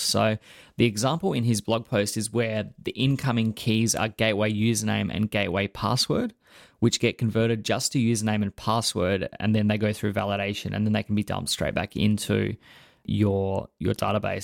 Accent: Australia; as an Australian

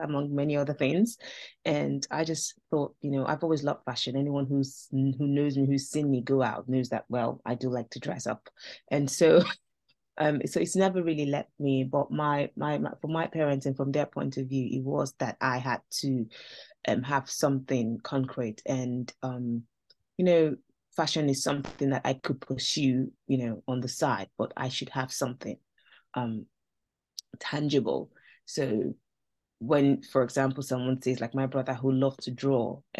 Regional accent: Nigeria; now in United Kingdom; I grew up in Nigeria, so that's where I'm from

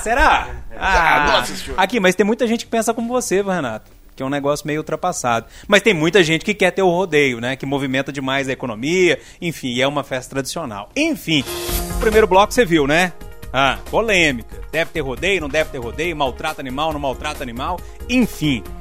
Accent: Passa Tempo, Minas Gerais, Brazil; quando eu era criança pequena lá em Passatempo

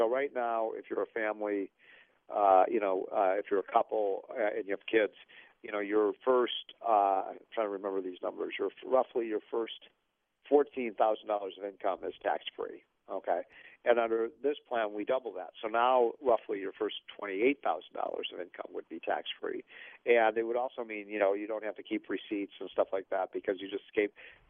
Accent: Illinois, United States; my home state of Illinois

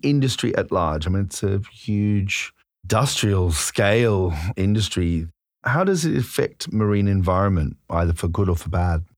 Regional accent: Australia; moved away; I'm originally from Australia

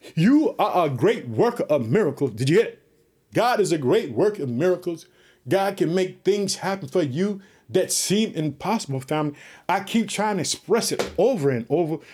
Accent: Chicago, Illinois, United States

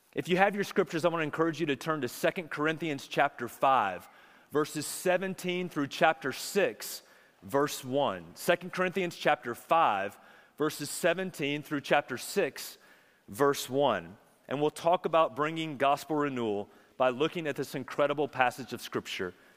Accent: Charlotte, North Carolina, United States; I grew up in Charlotte

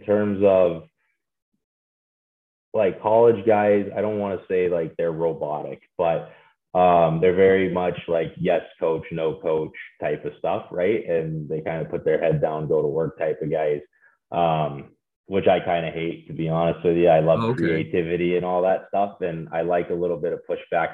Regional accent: Kansas City, Missouri, United States; my hometown

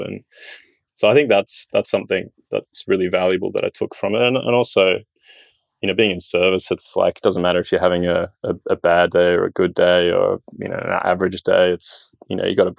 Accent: Sydney, New South Wales, Australia; Born and raised in Sydney

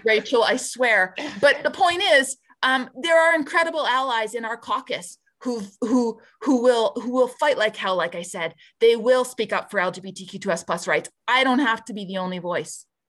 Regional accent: Barrhead, Alberta, Canada; moved away as an adult; now in Edmonton, Canada; I grew up in Barhead, born and raised, um, did all my K to twelve education there

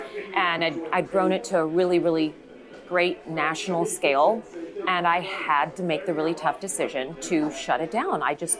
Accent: El Paso, Texas, United States; now in Dallas, United States; I grew up in El Paso

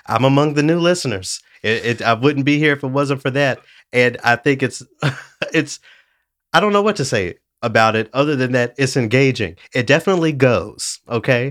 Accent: Tennessee, United States; I'm from Tennessee

